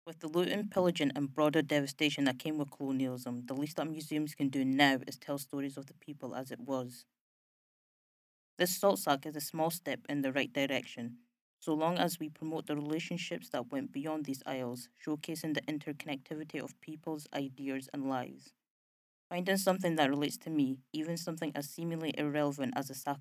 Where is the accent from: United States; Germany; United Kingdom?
United Kingdom; Dundee, Scotland; also born or lived in Kano, Nigeria; I lived and went to school in Lockheed though, so the accent was a given